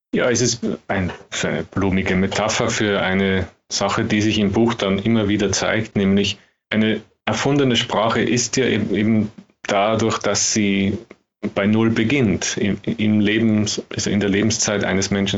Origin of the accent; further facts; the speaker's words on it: Austria; als Österreicher